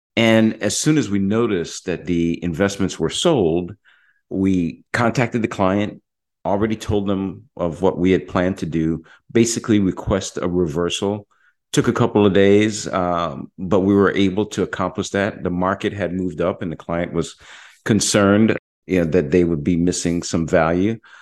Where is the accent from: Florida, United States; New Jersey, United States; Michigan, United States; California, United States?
Florida, United States; Jacksonville; now in Orlando, United States; I was just at my hometown. Most of my family uh, lives in Jacksonville, Florida. As you know, I'm, I'm here in Orlando. I go home quite often